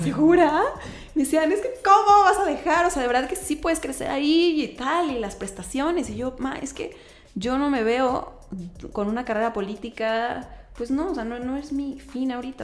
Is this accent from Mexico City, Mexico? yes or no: no; Querétaro, Mexico; yo soy queretana, queretana